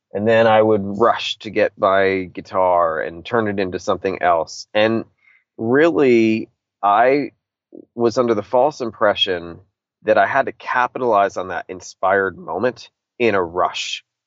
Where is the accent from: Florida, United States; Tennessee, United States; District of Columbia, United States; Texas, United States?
District of Columbia, United States; Washington; being a punk rock kid from DC and, and, and growing up in bands